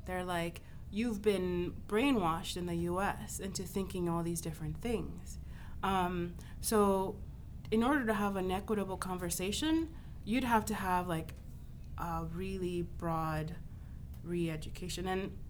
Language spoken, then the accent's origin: English; United States; being able to even question, posit those two questions only came out of growing up in the States.